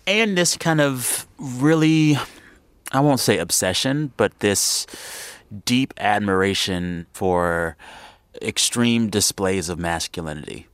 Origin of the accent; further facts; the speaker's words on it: San Antonio, Texas, United States; growing up in San Antonio, like many people in the region, spent a lot of my Sundays as a kid in a church house.